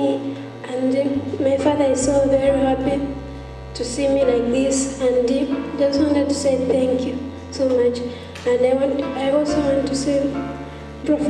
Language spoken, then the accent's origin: English; Zambia; also born or lived in South Africa; I'm from Zambia